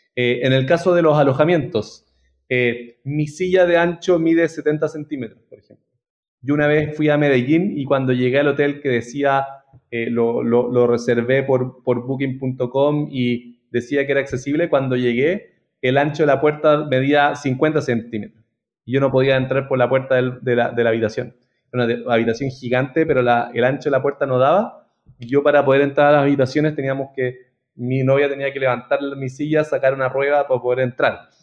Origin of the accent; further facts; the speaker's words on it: Santiago, Santiago Metropolitan Region, Chile; Trabajé en un par en Chile, yo soy de Santiago